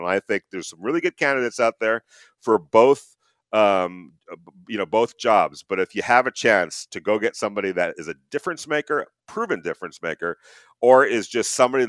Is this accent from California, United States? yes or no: yes; Los Angeles, California, United States; moved away; Remember, I come from Los Angeles